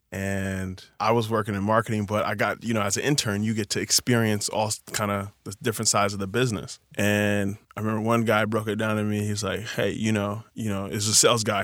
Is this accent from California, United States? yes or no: yes; Chino Hills, California, United States; I grew up in Chino Hills